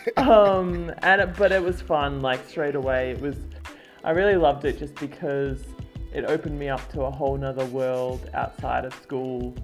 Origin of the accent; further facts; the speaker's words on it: Mackay, Queensland, Australia; moved away; I grew up in North Queensland and it's a very big state.